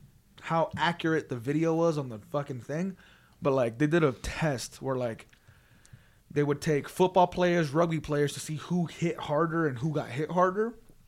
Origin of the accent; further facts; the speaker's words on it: Las Vegas, Nevada, United States; We're all from Vegas. We all live here